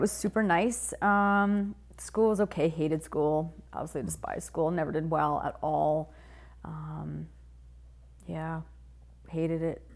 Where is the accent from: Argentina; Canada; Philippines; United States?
Canada; Whitehorse, Yukon; I grew up in the Yukon